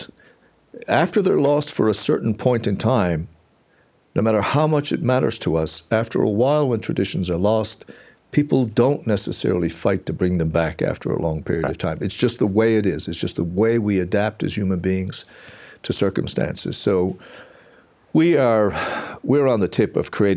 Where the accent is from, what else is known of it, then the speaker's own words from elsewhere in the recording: Newfoundland and Labrador, Canada; I come from Newfoundland